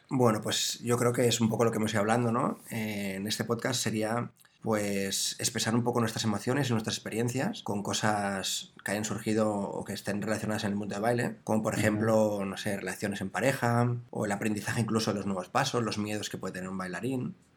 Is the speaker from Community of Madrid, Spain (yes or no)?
no; Barcelona, Catalonia, Spain; nací en Barcelona